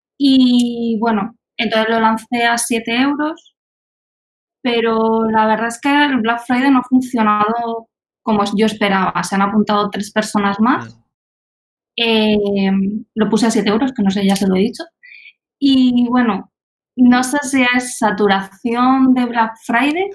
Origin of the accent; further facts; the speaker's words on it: Albacete, Castilla-La Mancha, Spain; moved away as an adult; now in Germany; yo vengo de Albacete, pero es cierto que llevo dos años viviendo en Alemania